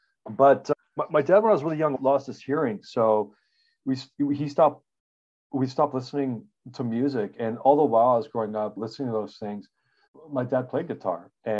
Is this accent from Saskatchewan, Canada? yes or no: yes; Regina, Saskatchewan, Canada; I grew up in, so I'm a Canadian. We grew up in Regina, Saskatchewan. It's a real place. I'm not making it up. It's a prairie town, and it gets crazy hot and crazy cold.